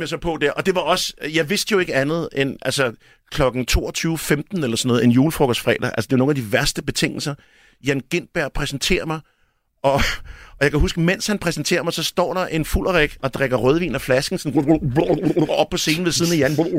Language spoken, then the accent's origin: Danish; Albertslund, Capital Region of Denmark, Denmark; jeg er fra Alberslund